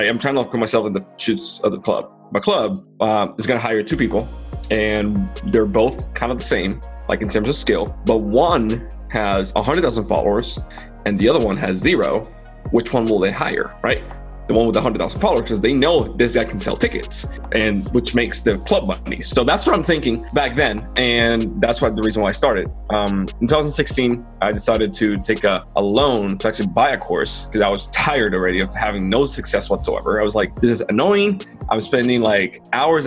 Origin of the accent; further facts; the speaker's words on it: Dominican Republic; moved away as an adult; now in United States; I'm from Dominican Republic. I love my country, but reality is like it's a poor devil country. It's not developed, right? That's where I was born and grew up in.